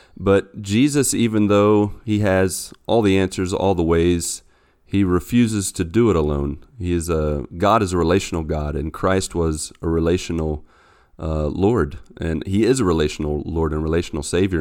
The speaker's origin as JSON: {"language": "English", "region": "West Virginia", "country": "United States", "moved": "as an adult", "lives_now": "Brazil", "said": "I am originally from West Virginia, and I've been here in Brazil for the past seven years"}